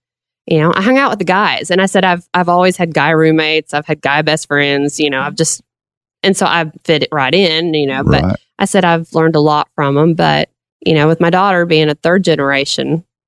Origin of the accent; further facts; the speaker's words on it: Russellville, Arkansas, United States; also born or lived in Macomb, Illinois / Conway, Arkansas; I grew up in Russellville, and then I moved to Conway 11 years ago when I remarried because my husband was from Little Rock.